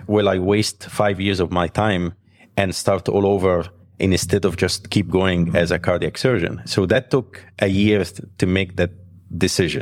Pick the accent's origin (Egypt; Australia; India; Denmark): Egypt; moved away as an adult; also born or lived in Alexandria; now in United States; I was graduated from Alexandria Medical School, and I grew up in Egypt, so my life was there